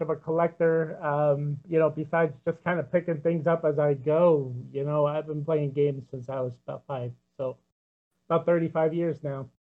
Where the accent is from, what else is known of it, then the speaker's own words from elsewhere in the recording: Long Island, New York, United States; now in Northern California, United States; born and raised on Long Island, New York